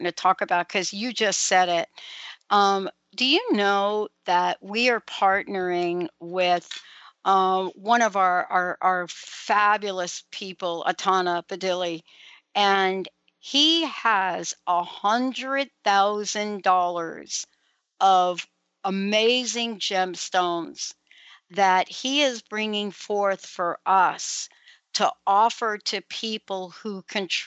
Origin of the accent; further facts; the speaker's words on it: New York City, New York, United States; I'm a girl from the Bronx. I grew up on cement